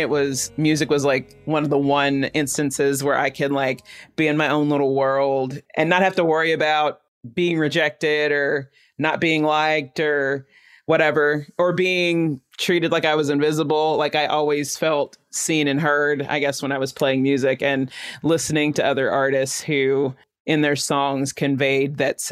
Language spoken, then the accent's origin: English; Chattanooga, Tennessee, United States; I grew up in East Brainerd.